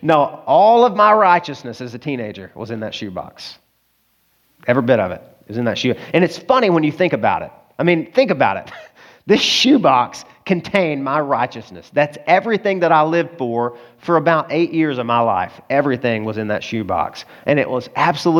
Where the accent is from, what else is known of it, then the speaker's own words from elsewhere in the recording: the South, United States; I grew up in the South